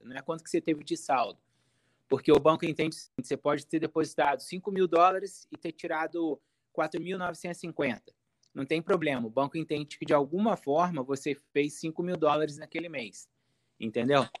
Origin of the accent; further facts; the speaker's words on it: Volta Redonda, Rio de Janeiro, Brazil; accent: carioca; moved away as an adult; now in United States; eu sou do estado do Rio, Volta Redonda, estado do Rio.